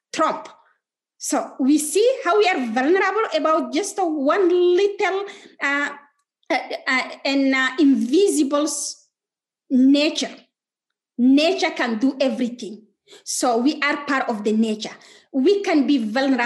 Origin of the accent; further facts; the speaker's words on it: Chad; I'm from Chad